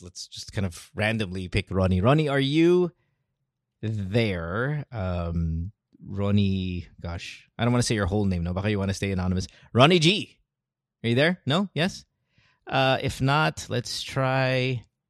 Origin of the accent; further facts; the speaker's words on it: Batangas, Calabarzon, Philippines; Just turned 40 from Batangas